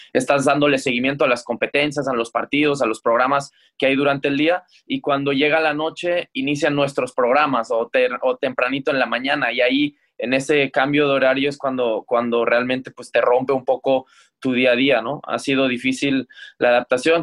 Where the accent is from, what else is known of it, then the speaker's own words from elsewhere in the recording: Mexico; como mexicano